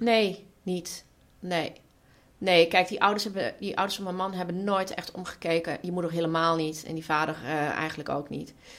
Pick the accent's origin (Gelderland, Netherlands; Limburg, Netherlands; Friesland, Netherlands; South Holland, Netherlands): Limburg, Netherlands; Weert; ik kom uit Weert en ik ben opgegroeid in de jaren tachtig in Weert